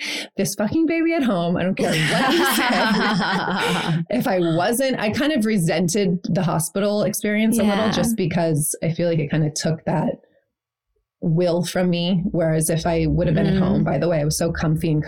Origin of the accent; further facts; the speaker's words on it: Maui, Hawaii, United States; I grew up on Maui